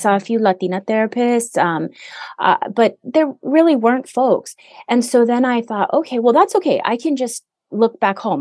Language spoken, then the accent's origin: English; Hawaii, United States; now in Southern California, United States; I do live in Southern California. I'm away from Hawaii